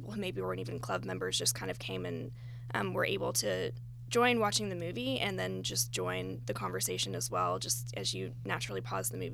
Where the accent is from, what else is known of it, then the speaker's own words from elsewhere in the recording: Knoxville, Tennessee, United States; moved away as an adult; also born or lived in Bay Area, California; now in Atlanta, United States; I'm originally from Knoxville, Tennessee, and I spent the past 5 years in the Bay Area